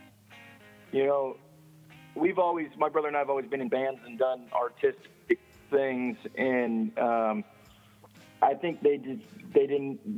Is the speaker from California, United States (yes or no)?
yes; Northern California, United States; now in Oregon, United States; We grew up in Northern California